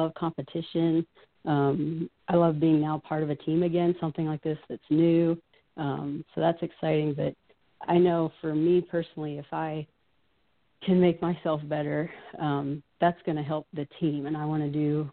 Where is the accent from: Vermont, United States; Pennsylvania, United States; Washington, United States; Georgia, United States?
Pennsylvania, United States; Pittsburgh; growing up in Pittsburgh